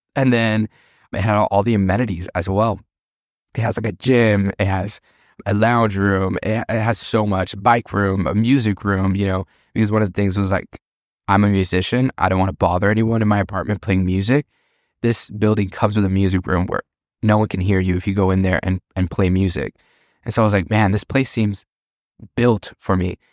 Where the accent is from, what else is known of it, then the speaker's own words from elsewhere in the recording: Miami, Florida, United States; moved away as an adult; now in Pittsburgh, United States; I grew up in, born and raised in Miami